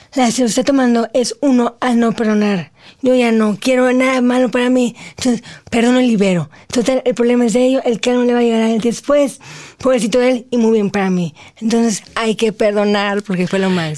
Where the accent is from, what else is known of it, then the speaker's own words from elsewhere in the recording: Mexico; soy la primera mexicana